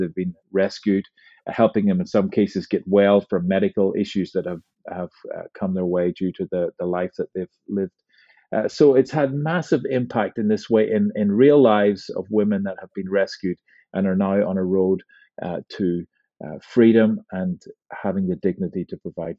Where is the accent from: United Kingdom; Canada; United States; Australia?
United Kingdom; Northern Ireland; in my own life growing up in Northern Ireland